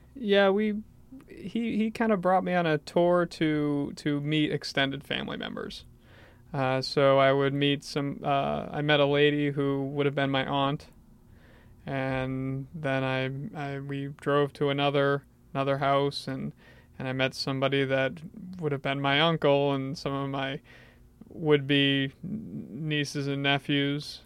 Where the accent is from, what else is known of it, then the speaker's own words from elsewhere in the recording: Portland, Maine, United States; also born or lived in Bangor, Maine; was taken to Southern Maine and grew up in this area.